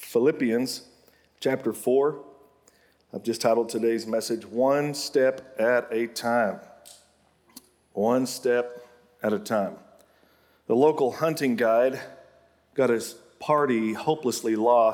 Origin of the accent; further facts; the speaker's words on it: Oklahoma, United States; my home state of Oklahoma